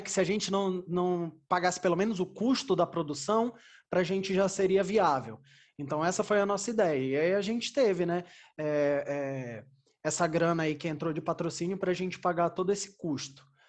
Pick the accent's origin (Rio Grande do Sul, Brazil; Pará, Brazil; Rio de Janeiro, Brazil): Pará, Brazil; Belém; moved away as an adult; now in São Paulo, Brazil; eu sou de Belém do Pará. Lá eu fiz os meus primeiros espetáculos